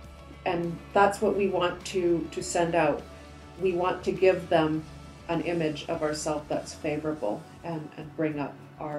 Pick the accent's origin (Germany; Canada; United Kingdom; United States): Canada; Surrey, British Columbia; also born or lived in Egypt; I was born in Surrey, British Columbia. Oh, born, raised here. Born, raised, yes. However, as an adult, I did go over and spend 2 years overseas. I went to post-revolution Egypt.